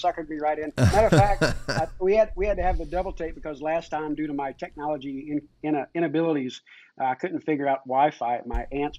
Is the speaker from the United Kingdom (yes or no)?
no; Richmond, Kentucky, United States; I grew up in Richmond, Kentucky, which is not more than a couple hours away.